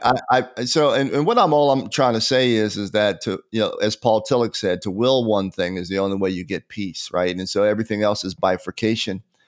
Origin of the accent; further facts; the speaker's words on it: Pennsylvania, United States; now in Atlanta, United States; as a child growing up in Pennsylvania